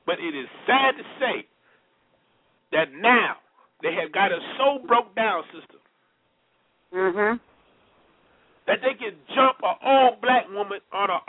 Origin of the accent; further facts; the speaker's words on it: Los Angeles, California, United States; growing up in Los Angeles